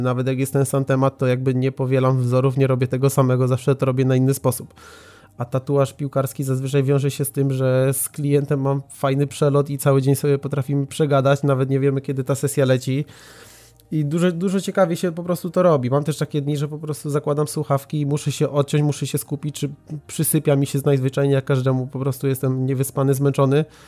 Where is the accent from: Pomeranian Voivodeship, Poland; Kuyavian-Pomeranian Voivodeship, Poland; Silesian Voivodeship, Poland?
Silesian Voivodeship, Poland; Racibórz; Ja jestem z Raciborza na Śląsku, to jest małe miasto, gdzie wtedy w ogóle nie było studia żadnego